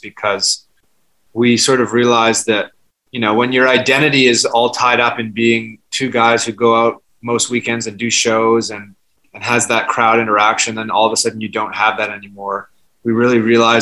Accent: Vancouver, British Columbia, Canada; now in New York, United States; we grew up together in Vancouver, and then we moved to New York separately.

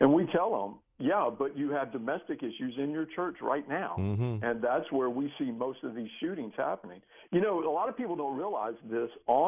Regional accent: Texas, United States; moved away as an adult; now in Florida, United States; I grew up in Texas and probably about an hour and a half away from where this happened.

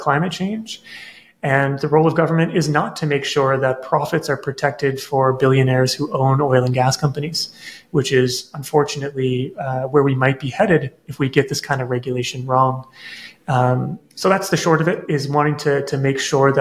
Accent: Nova Scotia, Canada; I grew up in Nova Scotia, where there are tidal rivers

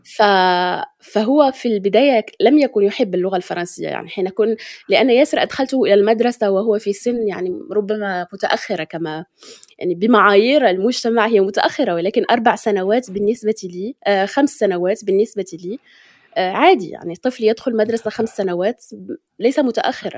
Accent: Morocco; accent: Moroccan Darija; نحن كمغاربة

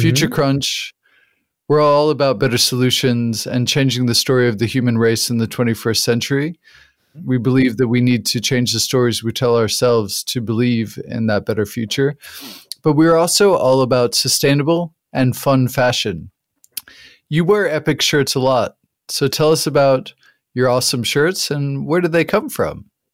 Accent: New Mexico, United States; I grew up in the United States in the Southwest in New Mexico

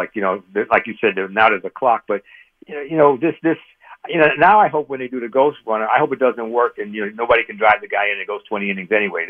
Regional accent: Bronx, New York, United States; It made me think back when I grew up in the Bronx and the Forest Projects, and we used to play ball in the schoolyard on 163rd and off of Trinity Avenue.

